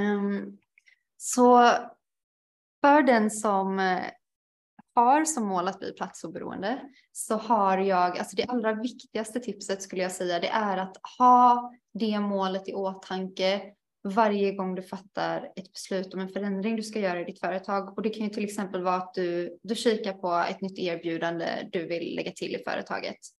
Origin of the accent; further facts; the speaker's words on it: Alingsås, Västra Götaland, Sweden; moved away as an adult; also born or lived in Portugal; jag har ganska många förfrågningar från min hemstad, i alla fall när jag eh, bodde i, i Sverige under ett års tid